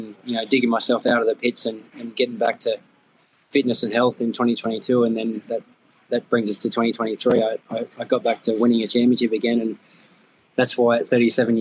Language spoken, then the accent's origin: English; Goulburn, New South Wales, Australia; also born or lived in United States; one of Matt Mladen's mechanics, Rego Rourke, was from my hometown